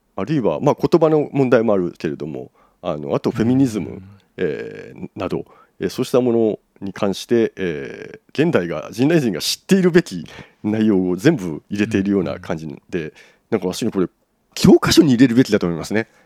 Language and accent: Japanese; Japan; 我々普通の日本人